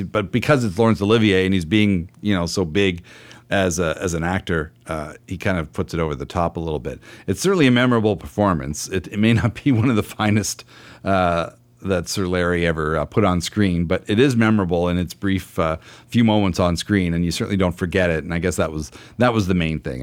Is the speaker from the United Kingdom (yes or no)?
no; Canada; as a Canadian